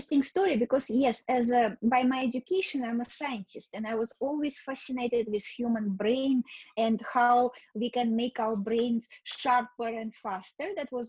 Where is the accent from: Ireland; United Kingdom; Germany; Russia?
Russia; born there; moved away; also born or lived in Canada / New York City, United States; yes, I was born in Russia, but I left Russia many years ago. I went to Canada. I completed my education in Canada. I did some work in Canada, moved to America, and actually spent most of my life in New York City.